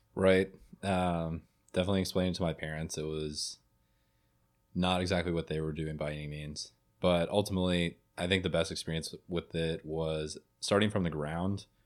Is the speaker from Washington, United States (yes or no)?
no; Jackson, Tennessee, United States; moved away as an adult; now in Memphis, United States; I'm from Jackson, Tennessee originally.